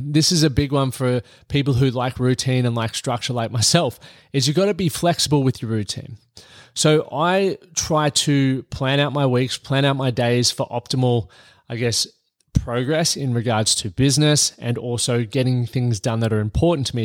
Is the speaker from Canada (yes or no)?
no; Australia; moved away as an adult; now in United States; I'm Australian here, and I'm living in the United States at the moment